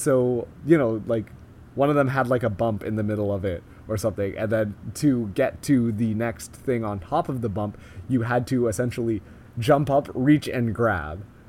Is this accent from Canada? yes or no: yes; Canada; we are so Canadian right now.